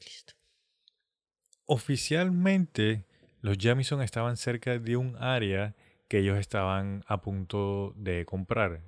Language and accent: Spanish; Colombia; nosotros si somos colombianos